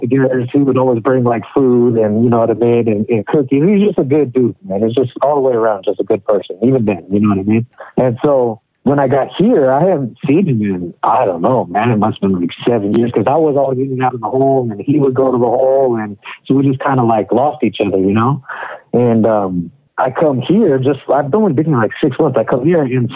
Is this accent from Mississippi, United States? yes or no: no; Spokane, Washington, United States; also born or lived in Tacoma, Washington; I was born in Tacoma, Washington. I'm from the west coast of America, but I've lived pretty much my whole life in Spokane